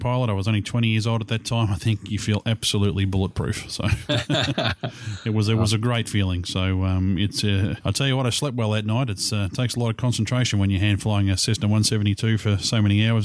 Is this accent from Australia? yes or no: yes; Australia; We're from the Southern Hemisphere, so we've got the real Southern accents